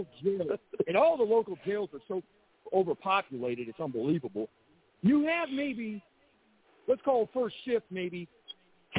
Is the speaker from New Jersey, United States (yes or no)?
no; St. Louis, Missouri, United States; I'm from St. Louis, in that area out there